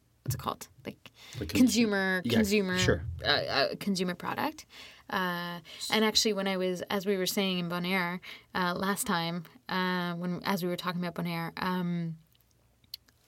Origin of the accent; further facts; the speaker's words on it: Montreal, Quebec, Canada; now in Toronto, Canada; Growing up in Montreal, there was so many different coffee shops